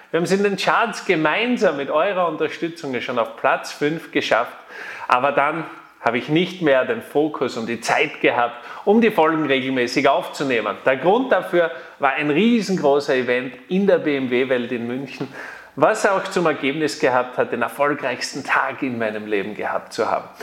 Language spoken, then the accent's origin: German; Austria; Und bei uns in Österreich ist es so, da gibt es die Tageszeitung Österreich, die Krone und den Kurier.